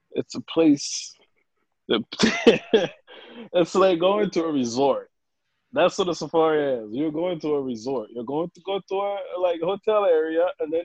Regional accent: Rwanda; now in Charlotte, United States; I'm from Rwanda

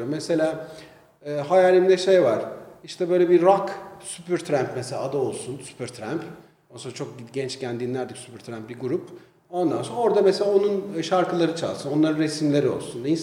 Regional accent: Istanbul, Turkey; born there; İstanbul'da doğdum.

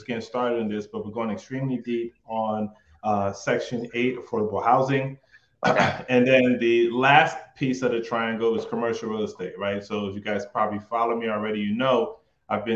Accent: Philadelphia, Pennsylvania, United States; moved away as an adult; also born or lived in New York; now in Atlanta, United States; originally I'm from New York. Grew up in Philadelphia

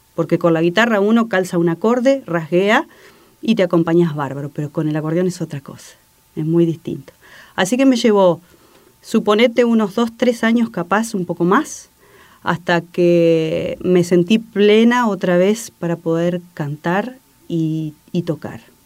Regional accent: Campana, Buenos Aires Province, Argentina; now in Paraná, Argentina; en un barrio de la ciudad de Campana, de donde soy oriunda.

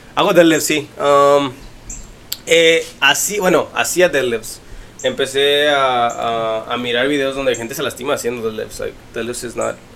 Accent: Mexico City, Mexico; also born or lived in Morelos; crecí en el DF, mucho tiempo ahí, soy, yo digo que soy del DF

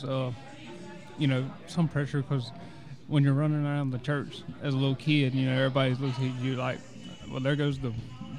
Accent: Louisiana, United States; I'm 27. I'm from Gene, Louisiana. Mm-hmm. All my life.

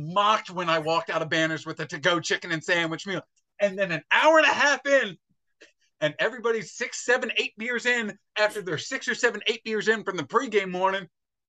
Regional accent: Pennsylvania, United States; I grew up in Pennsylvania

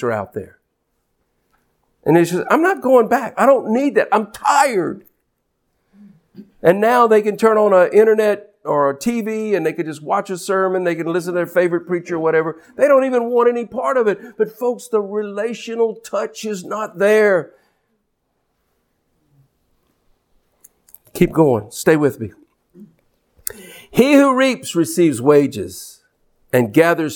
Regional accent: United States; an American minister and a Christian who happens to be American

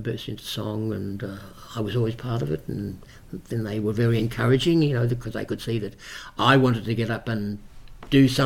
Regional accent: Parramatta, New South Wales, Australia; also born or lived in Bankstown; I was born in Parramatta

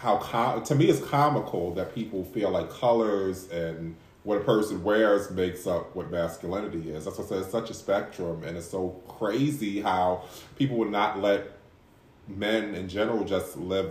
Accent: New York, United States; we're all from New York anyway

